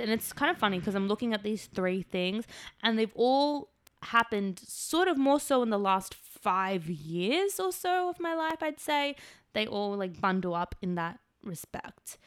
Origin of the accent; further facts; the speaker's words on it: Australia; moved away as an adult; now in Los Angeles, United States; I'm from Australia